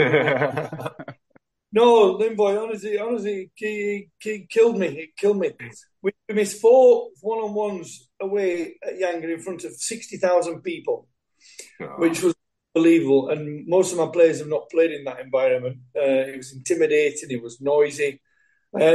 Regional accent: England, United Kingdom; being English and being brought up the way I have in football

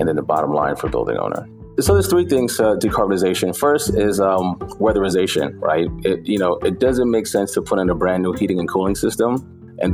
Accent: New York City, New York, United States; also born or lived in Bed-Stuy, Brooklyn; I was raised in East New York

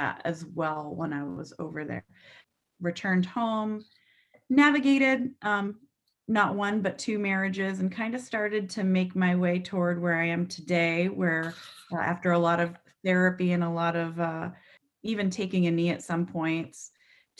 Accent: New Hampshire, United States; moved away as an adult; also born or lived in upstate New York; I grew up in New Hampshire

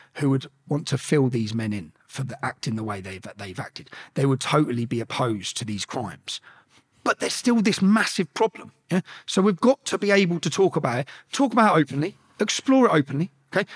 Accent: Luton, East of England, United Kingdom; growing up in Luton

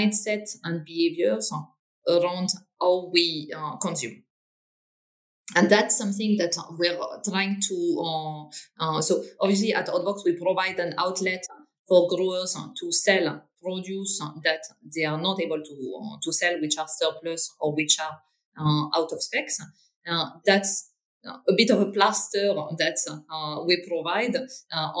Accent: north of France, France; English is a second language; moved away as an adult; now in London, United Kingdom; I'm originally from France. I grew up in the north of France, so kind of very, very much up north, next to the Belgian border

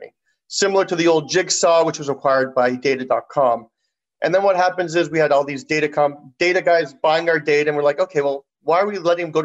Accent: Toronto, Ontario, Canada; we're both from Toronto

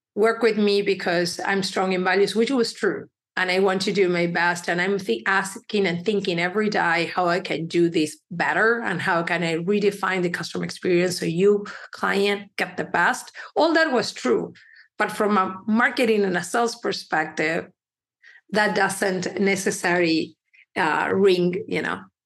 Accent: Uruguay; also born or lived in Ecuador; now in Chicago, United States; I was born in Uruguay. My parents are from Ecuador, which I do believe looking back, it kind of helped me because we were immigrants in Uruguay

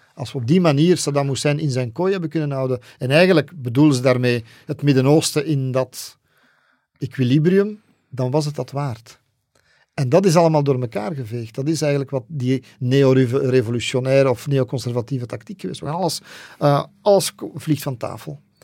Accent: Flanders, Belgium; bij ons in Vlaanderen

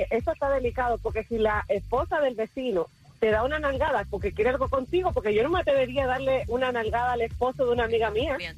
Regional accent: Cuba; Mira, yo pienso que eso es cultural más que todo porque nosotros somos cubanos.

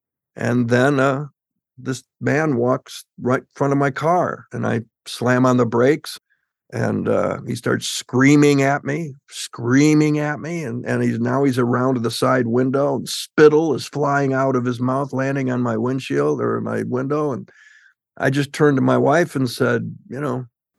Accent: Michigan, United States

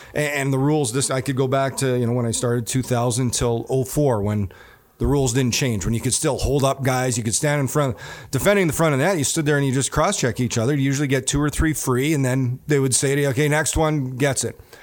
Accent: Neepawa, Manitoba, Canada; moved away; me growing up in Nipua, Manitoba

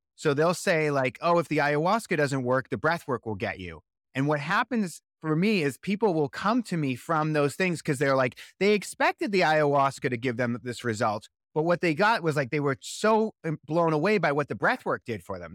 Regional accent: Boston, Massachusetts, United States; now in Los Angeles, United States; I'm originally from Boston, Massachusetts

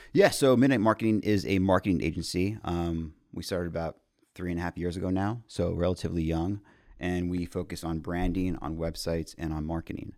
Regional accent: Montreal, Quebec, Canada; moved away; also born or lived in Houston / Mexico; born and raised in Montreal, we have a coffee chain called Tim Hortons

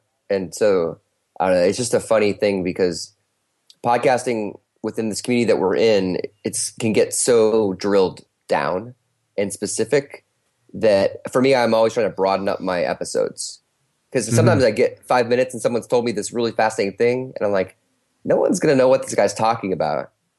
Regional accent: North Carolina, United States; I was always from North Carolina. So we went back there for Christmas

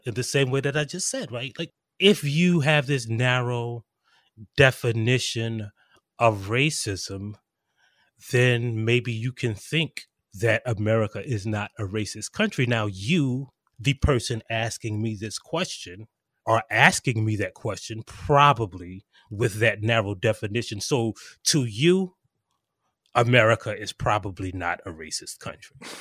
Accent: South Carolina, United States; I am actually from South Carolina

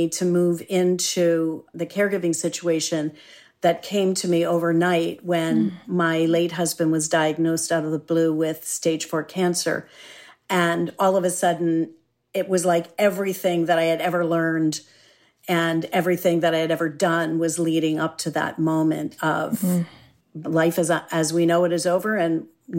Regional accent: Philadelphia, Pennsylvania, United States; born there; also born or lived in Boston, United States / Santa Monica, United States; Okay. Well, I was born in Philadelphia, one of my favorite cities. And I've moved around a lot, so I could also say I'm from Boston because I lived there for 30 years while I was raising my daughter.

